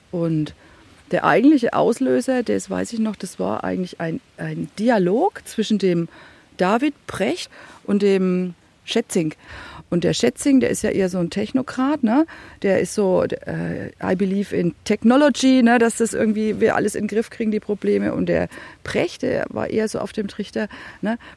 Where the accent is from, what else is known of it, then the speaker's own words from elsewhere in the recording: Bavaria, Germany; Also ich komme aus Franken, ne, da lege ich mehr Wert drauf. Ich bin kein Bayer, ich bin ein Franke.